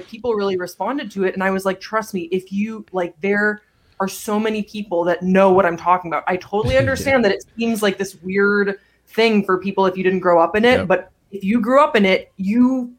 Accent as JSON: {"language": "English", "country": "Belgium", "tie": "born or raised there", "also_born_or_lived": "South Carolina, United States", "said": "I grew up in Belgium. I was born in South Carolina. Both my parents are American"}